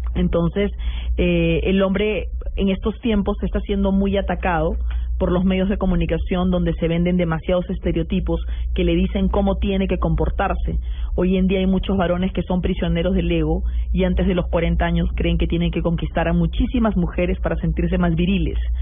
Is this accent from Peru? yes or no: yes; Peru